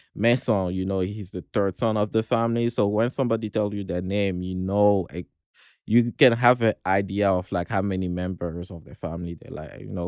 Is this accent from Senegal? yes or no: yes; Dakar, Senegal; I was born in Senegal, uh, Western Africa, uh, in Dakar, the capital.